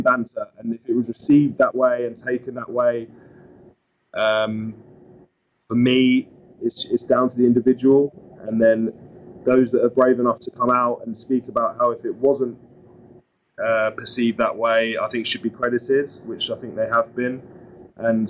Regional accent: Suffolk, East of England, United Kingdom; I grew up in Suffolk, so a minor county in the cricketing world.

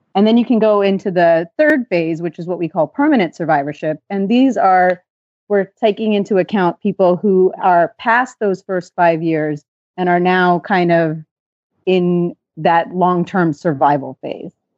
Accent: just outside of Los Angeles, California, United States; I grew up in California, just outside of Los Angeles in the eighties and nineties.

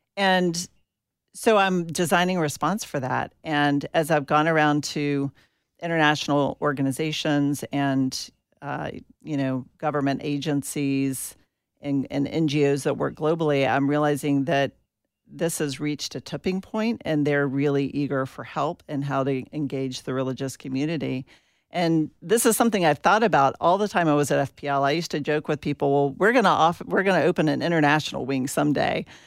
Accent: Atlanta, Georgia, United States; I grew up in Atlanta, Georgia

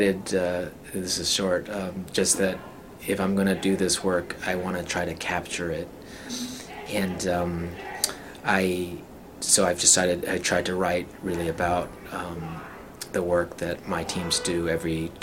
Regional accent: Salt Lake City, Utah, United States; moved away; also born or lived in China / Germany; I was born and raised in Salt Lake City, Utah

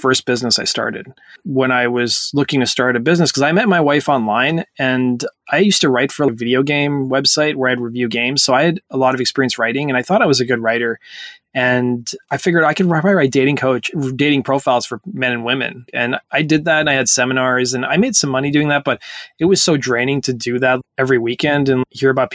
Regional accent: Edson, Alberta, Canada; when I grew up in Edson, the only girls I was surrounded by was Caucasian girls.

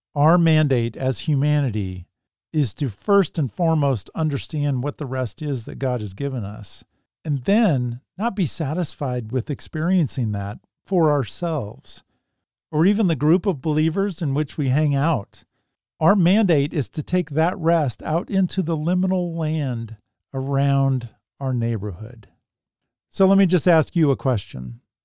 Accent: Salem, Oregon, United States; my hometown of Salem, Oregon.

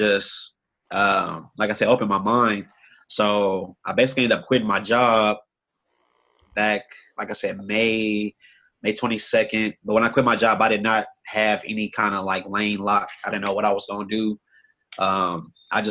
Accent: Austin, Texas, United States; Born and raised in Austin, Texas.

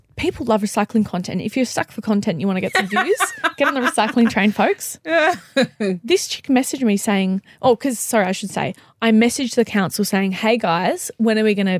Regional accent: Melbourne, Victoria, Australia; Sorry, guys. I'm from Melbourne.

